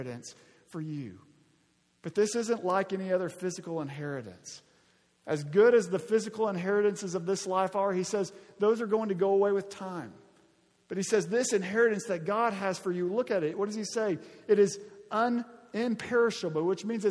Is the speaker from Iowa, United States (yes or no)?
no; Arkansas, United States; moved away; When I was in eighth and ninth grade, growing up in Arkansas